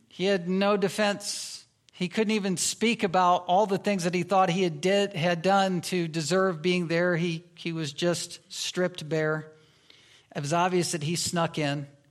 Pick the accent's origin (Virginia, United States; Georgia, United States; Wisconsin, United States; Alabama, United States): Virginia, United States; moved away as an adult; now in Anchorage, United States; I was raised in the South. I was raised in Virginia